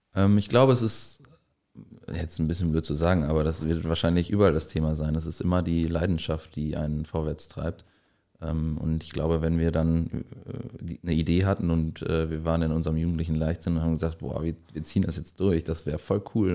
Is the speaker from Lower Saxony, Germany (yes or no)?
no; Lippinghausen, North Rhine-Westphalia, Germany; ich komme auch aus der äh, Nähe hier im kleinen Dorf Lippinghausen